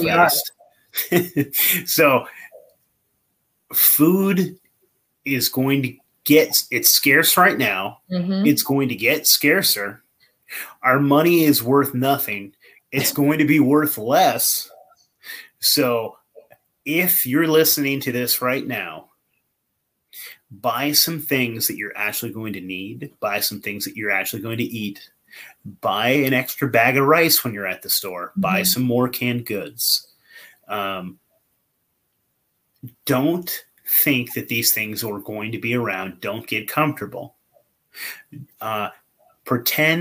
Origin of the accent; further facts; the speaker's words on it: California, United States; moved away as an adult; also born or lived in Hillsboro, Oregon; now in Oregon, United States; I grew up in California. I was born in California